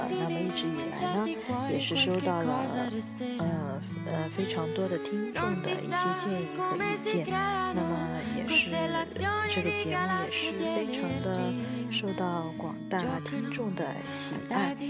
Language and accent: Chinese; China; 对我们中国人来说，这是一个再平常不过的日子了。